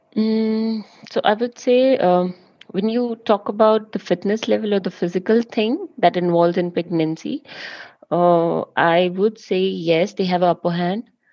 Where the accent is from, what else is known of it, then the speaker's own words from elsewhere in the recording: Jammu, Jammu and Kashmir, India; moved away as an adult; also born or lived in Himachal Pradesh; now in Germany; I did all my schooling, university, college, everything from Jammu